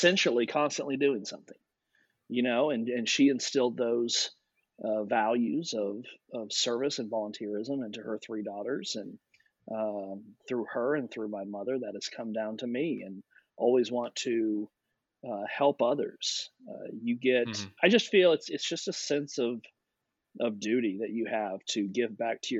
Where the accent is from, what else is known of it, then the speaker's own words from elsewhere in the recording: Louisville, Kentucky, United States; I grew up in Louisville, Kentucky.